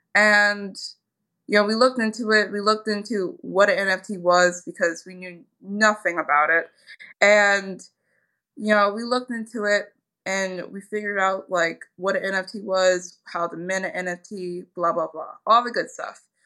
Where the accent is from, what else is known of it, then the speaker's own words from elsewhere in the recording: Philadelphia, Pennsylvania, United States; I'm actually from Philadelphia, and when I was younger, we really, the school system around us, it was not the best